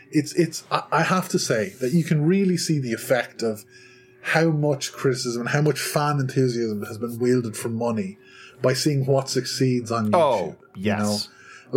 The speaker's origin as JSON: {"language": "English", "country": "Ireland", "said": "I'm from Ireland"}